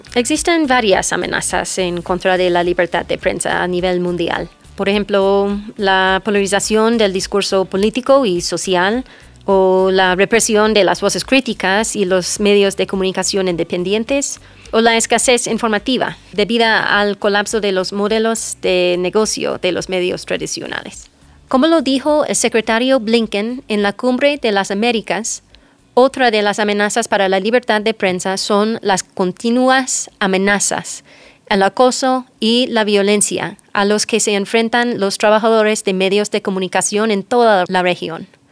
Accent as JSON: {"language": "Spanish", "region": "North Carolina", "country": "United States", "second_language": "Spanish", "moved": "as an adult", "lives_now": "Ecuador", "said": "Soy ah, de Carolina del Norte, de los Estados Unidos"}